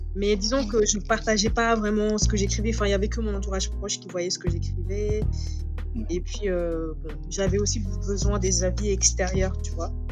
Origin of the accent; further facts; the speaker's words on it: Dakar, Senegal; moved away as an adult; Je suis sénégalaise. Je suis née au Sénégal, à Dakar. J'ai grandi là-bas.